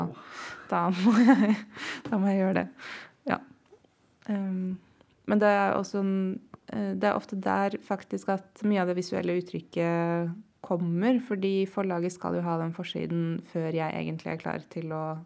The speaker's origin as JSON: {"language": "Norwegian", "region": "Oslo", "country": "Norway", "tie": "born or raised there", "said": "Kjelsås, der jeg vokste opp i nord i Oslo"}